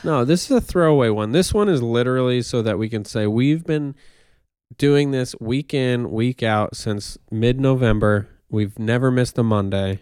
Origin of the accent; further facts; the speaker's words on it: near Newburgh, upstate New York, United States; moved away; my hometown's more rural